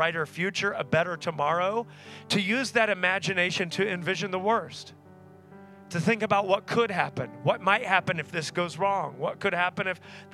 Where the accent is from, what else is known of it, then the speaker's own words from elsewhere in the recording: Tulsa, Oklahoma, United States; I grew up in Tulsa, met my wife at Oral Roberts University, which is there in Tulsa